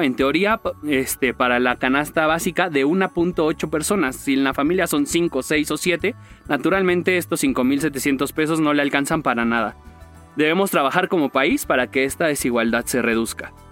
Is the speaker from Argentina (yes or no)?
no; Mexico